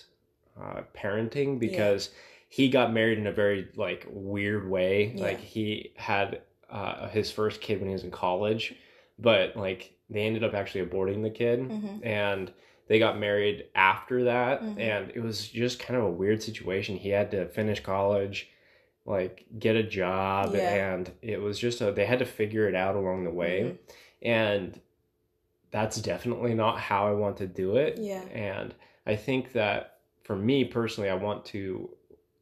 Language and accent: English; United States; I'm a dude from Washington.